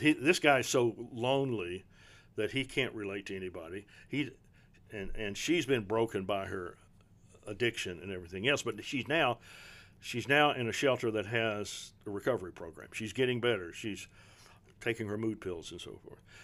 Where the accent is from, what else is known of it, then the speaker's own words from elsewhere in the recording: Prestonsburg, Kentucky, United States; I'm, I'm from Eastern Kentucky, from Prestonsburg, uh, in Floyd County.